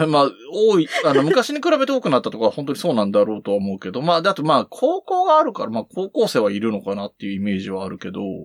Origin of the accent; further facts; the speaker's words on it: Gunnai, Yamanashi, Japan; もともと生まれ育ってるのは群内側なので